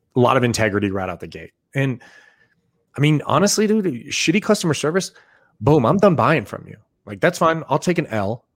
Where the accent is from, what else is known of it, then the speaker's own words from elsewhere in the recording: Boise, Idaho, United States; I grew up in Boise, Idaho.